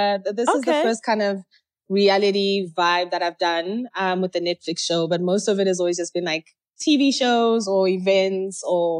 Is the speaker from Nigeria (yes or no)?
no; Zimbabwe; also born or lived in Kenya; I'm originally from Zimbabwe. I went to high school in Kenya, Nairobi.